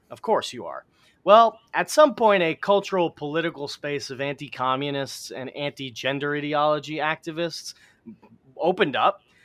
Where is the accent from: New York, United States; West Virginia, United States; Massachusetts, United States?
New York, United States; New York City; Astoria, my hometown, where I grew up.